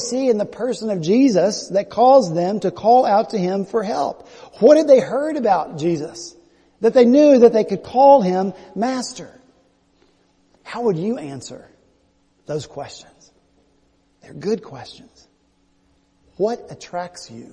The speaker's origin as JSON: {"language": "English", "region": "West Virginia", "country": "United States", "moved": "yes", "lives_now": "Charleston, United States", "said": "I'm from West Virginia, you know, I got a full set of teeth."}